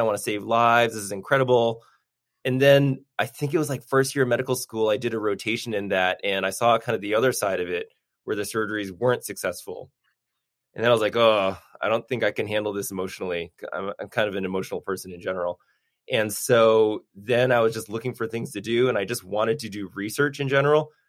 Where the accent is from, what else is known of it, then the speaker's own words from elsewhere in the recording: Newton, Massachusetts, United States; also born or lived in Boston; now in Burbank, United States; born and raised in Boston, grew up in Newton, Massachusetts